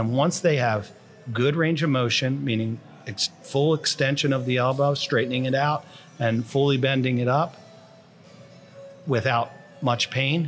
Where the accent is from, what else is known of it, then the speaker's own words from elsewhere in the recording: New Jersey, United States; Because I'm from Jersey.